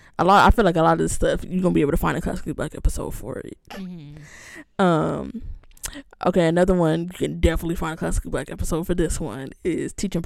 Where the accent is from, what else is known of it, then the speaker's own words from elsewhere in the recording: Upland, California, United States; But people, I know people say it because if you say, oh, I'm from Upland, it's like, mm-hmm, girl, where is that? It's like 45 minutes outside of LA.